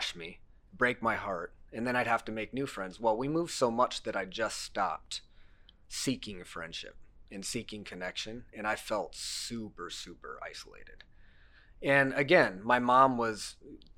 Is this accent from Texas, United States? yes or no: no; Cedar Rapids, Iowa, United States; also born or lived in Lamont, Iowa; I was born in this area. I was born in Mercy Hospital. I've been here all my life